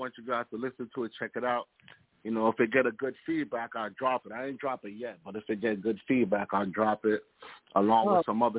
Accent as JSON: {"language": "English", "town": "New York City", "region": "New York", "country": "United States", "moved": "yes", "lives_now": "Atlanta, United States", "said": "I'm in Atlanta, Georgia right now, but I'm from Brooklyn, East New York."}